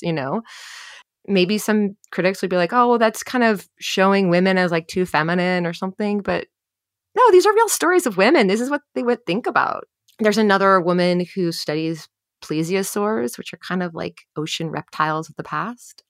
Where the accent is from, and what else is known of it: New Jersey, United States; born or raised there